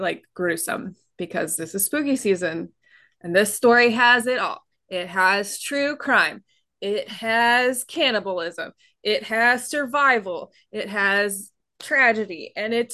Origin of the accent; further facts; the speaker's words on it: California, United States; I was born in California after they moved.